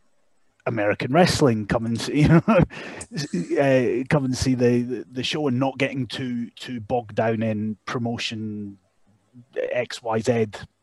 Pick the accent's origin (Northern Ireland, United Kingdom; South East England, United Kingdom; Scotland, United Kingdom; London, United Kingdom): Scotland, United Kingdom; Dalgety Bay; also born or lived in Canada; Dalgety Bay, which was where I grew up